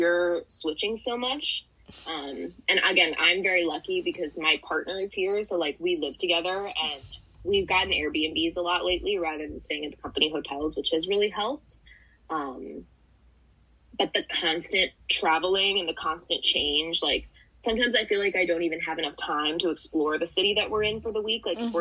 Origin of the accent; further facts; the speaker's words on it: Chicago, Illinois, United States; I grew up in Chicago.